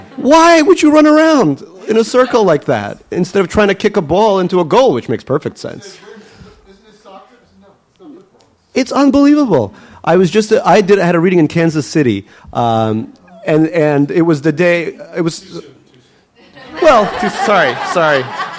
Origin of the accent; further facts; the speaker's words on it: Saint Petersburg, Russia; born there; What city was I born in Russia? I was born in Leningrad. Yeah, in the Oto Roddom, which is the best Roddom, birthing house in all of Leningrad.